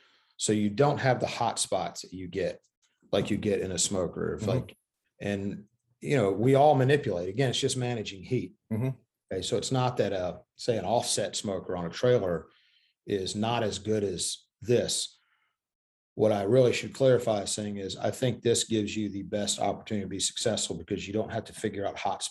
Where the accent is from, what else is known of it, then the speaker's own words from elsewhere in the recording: Corinth, Mississippi, United States; also born or lived in Memphis, Tennessee / Connecticut; both of our families, both sides are from the same town in Mississippi, Corinth, Mississippi.